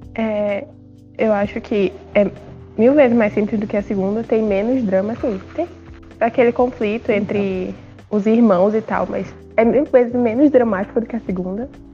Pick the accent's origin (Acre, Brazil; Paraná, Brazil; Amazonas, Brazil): Acre, Brazil; eu tenho 18, sou do Acre e sou escritora